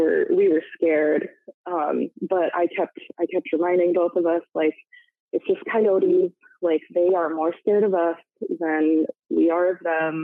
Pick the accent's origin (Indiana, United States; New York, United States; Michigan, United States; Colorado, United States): Michigan, United States; now in Washington, United States; my home state of Michigan